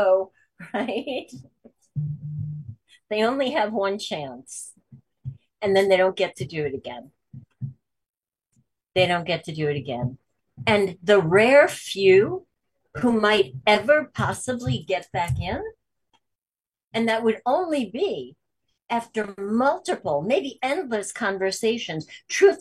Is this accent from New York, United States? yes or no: yes; New York, United States; I'm from New York